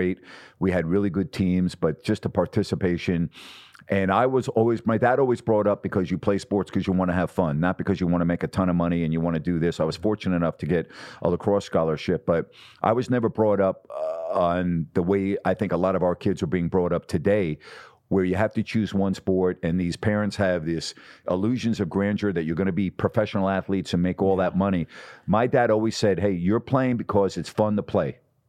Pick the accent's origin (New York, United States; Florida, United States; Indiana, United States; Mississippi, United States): New York, United States; Syosset; growing up outside of New York, and we lived really in an area where you wouldn't know New York City was anywhere near there.